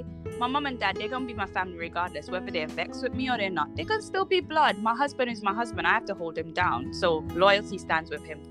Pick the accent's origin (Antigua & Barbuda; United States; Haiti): Antigua & Barbuda; accent: Antiguan; I'm Antiguan. They're not going to miss my accent.